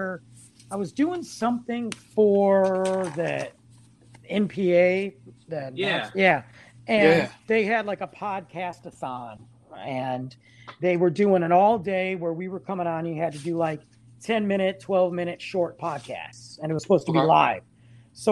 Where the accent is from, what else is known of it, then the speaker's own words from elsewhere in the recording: Michigan, United States; moved away; my hometown of Michigan.